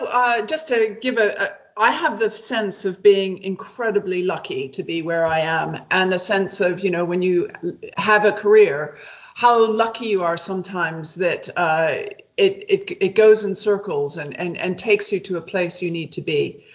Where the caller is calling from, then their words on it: Amsterdam, North Holland, Netherlands; I'm dialing in from central Amsterdam. I've just been here for a few weeks and it's very exciting.